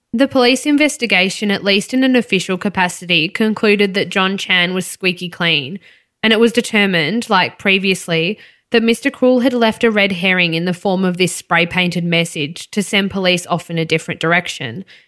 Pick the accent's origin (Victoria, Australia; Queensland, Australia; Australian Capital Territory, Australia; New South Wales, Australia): Victoria, Australia; Melbourne; growing up in Melbourne's East.